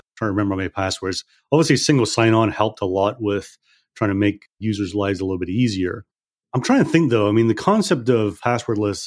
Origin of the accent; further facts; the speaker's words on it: Scotland, United Kingdom; now in United States; I'm also from Scotland. We're a simple people from Scotland